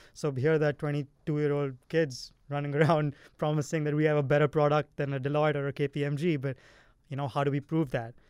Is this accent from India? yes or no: yes; India; now in California, United States; I'm from India